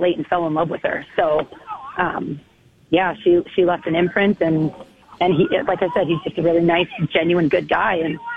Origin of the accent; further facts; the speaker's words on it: Canada; now in Arizona, United States; I'm Canadian.